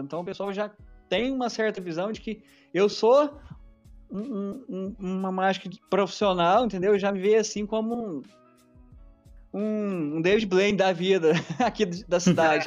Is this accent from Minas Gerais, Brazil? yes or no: yes; Minas Gerais, Brazil; eu sou de Minas Gerais